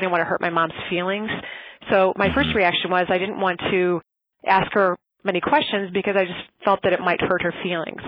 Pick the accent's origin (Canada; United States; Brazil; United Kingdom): United States; Racine, Wisconsin; I was raised mostly in Racine, Wisconsin